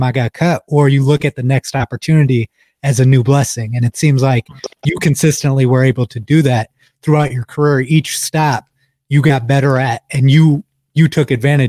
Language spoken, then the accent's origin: English; Toledo, Ohio, United States; I'm actually from Toledo, Northwest, right? Ohio.